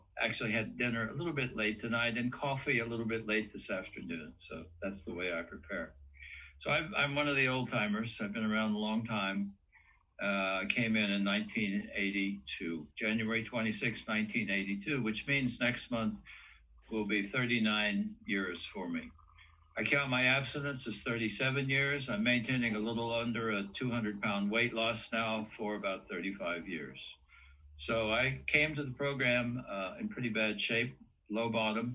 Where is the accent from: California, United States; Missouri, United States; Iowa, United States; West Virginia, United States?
West Virginia, United States; I come from the Appalachian Mountains. West Virginia was my home. I grew up in a small backwoods country coal mining town